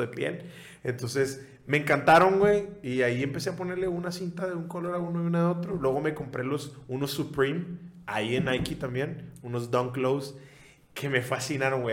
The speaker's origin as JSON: {"language": "Spanish", "town": "Nuevo Laredo", "region": "Tamaulipas", "country": "Mexico", "said": "Yo soy de Nuevo Laredo"}